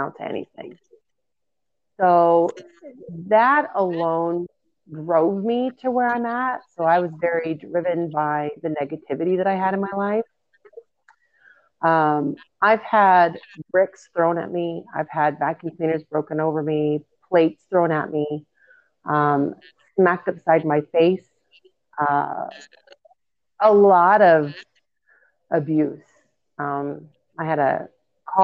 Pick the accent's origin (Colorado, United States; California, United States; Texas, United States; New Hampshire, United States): Colorado, United States; Pagosa Springs; Growing up in Pagosa Springs, there wasn't more of a popularity. It's a small town